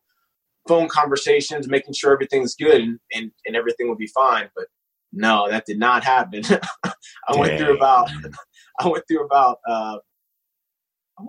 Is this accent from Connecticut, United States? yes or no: no; Jacksonville, Florida, United States; moved away as an adult; now in Fort Drum, New York, United States; I grew up in Jacksonville.